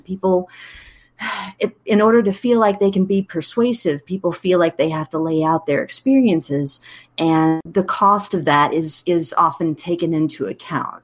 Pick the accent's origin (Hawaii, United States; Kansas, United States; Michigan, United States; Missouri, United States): Kansas, United States; Wichita; moved away as an adult; also born or lived in Illinois / Texas; I was born and raised in Wichita, Kansas